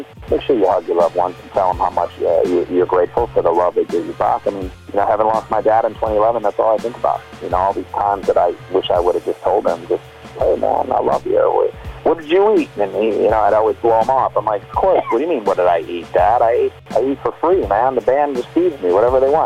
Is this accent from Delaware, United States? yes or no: no; Michigan, United States; growing up in Michigan was the Great Lakes